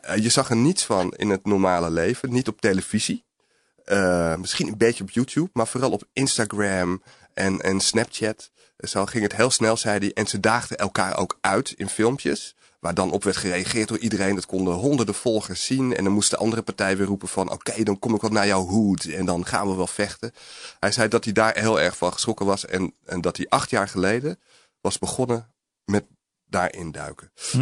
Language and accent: Dutch; Alkmaar, North Holland, Netherlands; also born or lived in Amsterdam; ik ben geboren in Amsterdam, maar ik groeide vanaf mijn vijfde tot mijn achttiende op, op in een arbeiderswijk eigenlijk in de buurt van Alkmaar